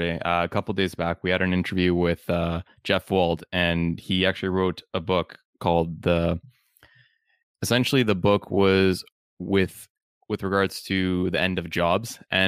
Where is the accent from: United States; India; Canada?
Canada; if you're from Uganda and I grew up in Canada and we meet each other and talk